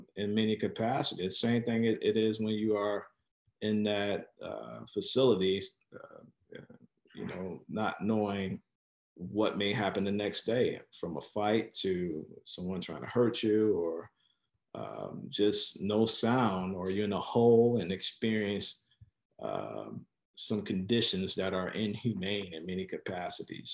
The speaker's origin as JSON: {"language": "English", "town": "Chicago", "region": "Illinois", "country": "United States", "tie": "born or raised there", "said": "am originally from Chicago, born and raised, uh, from specifically the west side of Chicago."}